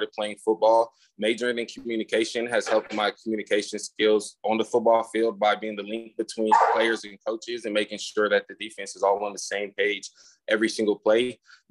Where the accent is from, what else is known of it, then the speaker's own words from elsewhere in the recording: Dos Palos, California, United States; moved away; Growing up in Dos Palos, man, it's I call it a poverty paradise